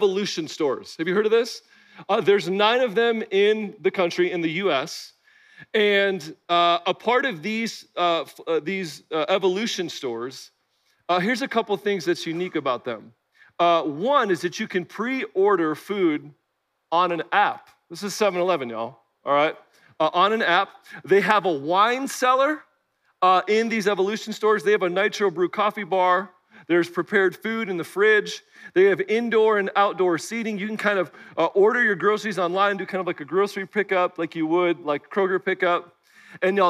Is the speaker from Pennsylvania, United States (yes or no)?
no; Chicago, Illinois, United States; also born or lived in Bloomington-Normal, Illinois / Kalamazoo, Michigan; now in Nashville, United States; Growing up in the Chicagoland area, O'Hare Airport was my backyard